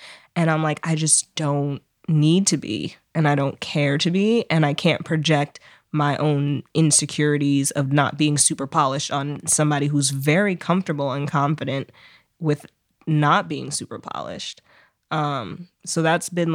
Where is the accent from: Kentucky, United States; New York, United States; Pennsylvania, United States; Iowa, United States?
New York, United States; New York City; I grew up here in New York City